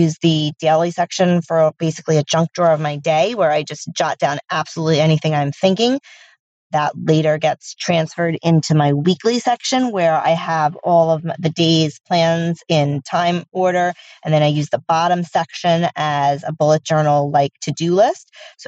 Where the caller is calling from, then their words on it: Long Island, New York, United States; This is …, and I'm speak piping from Long Island, New York